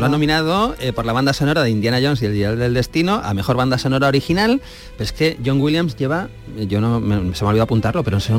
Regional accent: Valladolid, Castile and León, Spain; now in Paris, France; yo vivo en París desde hace cinco años y vengo de Valladolid

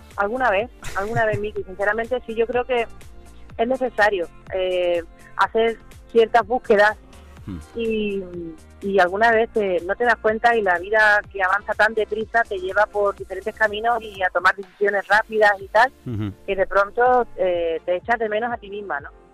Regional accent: Andalusia, Spain; como andaluza

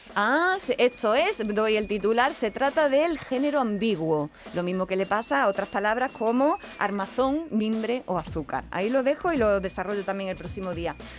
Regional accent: Andalusia, Spain; en Andalucía

